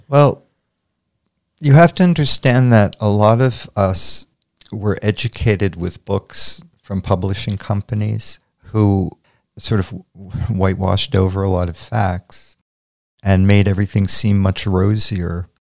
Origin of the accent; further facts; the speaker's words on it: Montclair, New Jersey, United States; also born or lived in Rutherford, New Jersey / Spring Lake, New Jersey; I was born in Montclair, New Jersey, at Saint Vincent's Hospital on Washington Street. I grew up between Montclair, Rutherford, and Spring Lake